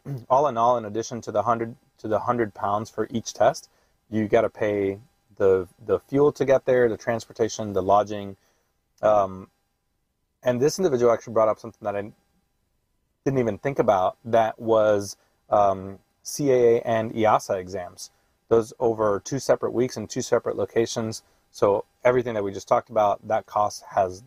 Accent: United States; being an American

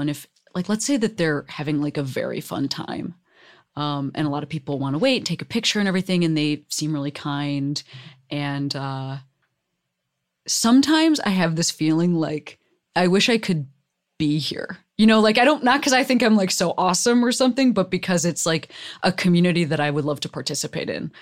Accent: Chicago, Illinois, United States; now in Los Angeles, United States; I was raised in Chicago

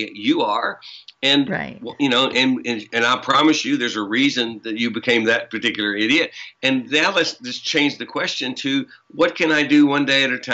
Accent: the South, United States; You can tell I'm from the South. That's how we say that. We've been knowing

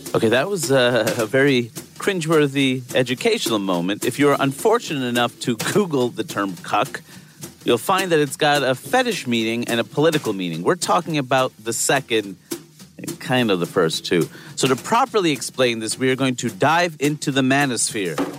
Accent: East Coast, United States; I'm from the East Coast

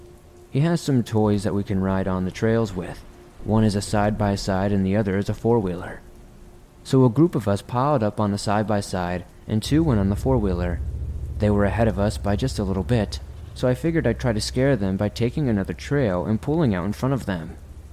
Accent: Rhode Island, United States; But given that my home state of Rhode Island is like the size of a postage stamp, relatively speaking anyway, I exhausted a lot of the more local campgrounds quickly

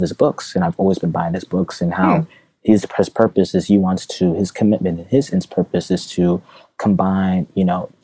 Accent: United States; my family's from Zimbabwe, I'm a first-gen American. I was born in the United States

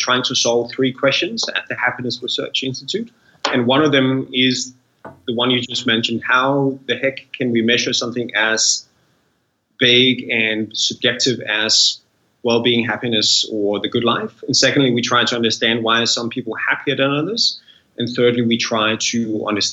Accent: Denmark; being born in Denmark

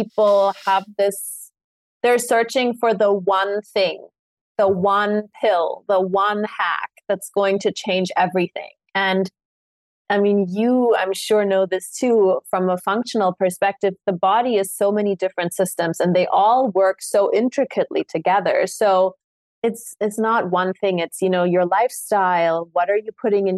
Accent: Munich, Bavaria, Germany; moved away; I grew up in Munich for most of my life

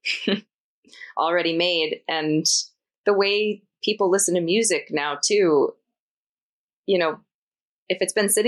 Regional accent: East Coast, Atlantic Canada, Canada; I grew up on the East Coast and grew up watching the ECMAs

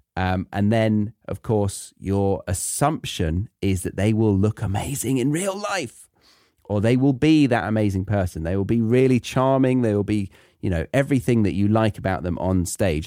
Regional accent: England, United Kingdom; moved away as an adult; I'm from England

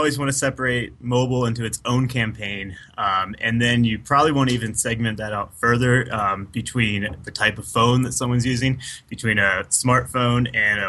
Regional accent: Maryland, United States; now in Denver, United States; I'm from Maryland.

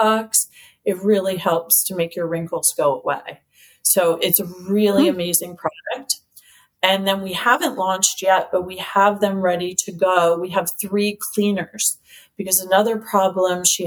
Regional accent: United States; I'm an American girl

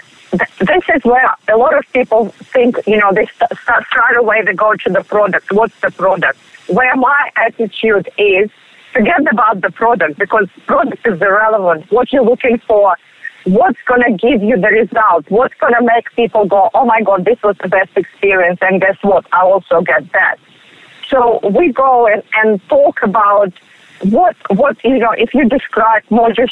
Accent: Russia; English is a second language; moved away as an adult; now in Australia; originally I am from Russia

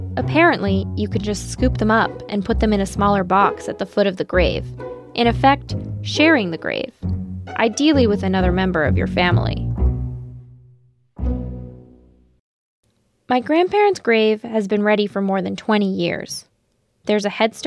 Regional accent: Toronto, Ontario, Canada; also born or lived in Romania; I was born in Romania, but my parents moved to Canada in the early 90s

